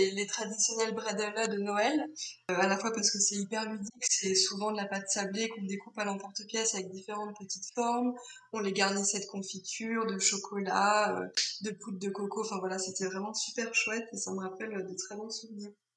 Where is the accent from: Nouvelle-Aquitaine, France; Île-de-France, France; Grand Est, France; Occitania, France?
Grand Est, France; Alsace; moved away; also born or lived in Paris / Tain-l'Hermitage; je suis née en Alsace où j'ai passé euh, le plus clair de mon enfance.